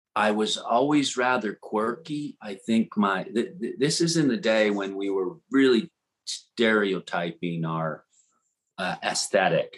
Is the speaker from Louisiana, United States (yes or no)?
yes; New Orleans, Louisiana, United States; moved away as an adult; also born or lived in Florida / Texas; New Orleans, Louisiana, and uh, grew up there in the swamps in the South